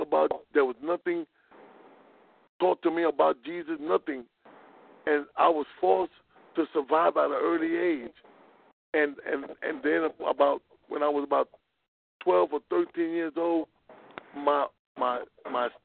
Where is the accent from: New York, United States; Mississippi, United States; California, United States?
New York, United States; New York City; raised in the South Bronx in New York City